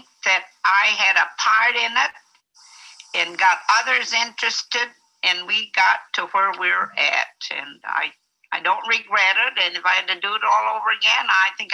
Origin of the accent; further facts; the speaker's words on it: United States; I was born here in the United States, and my folks were foreigners